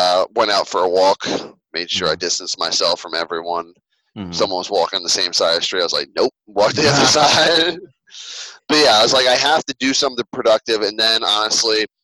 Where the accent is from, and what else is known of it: Philadelphia suburbs, Pennsylvania, United States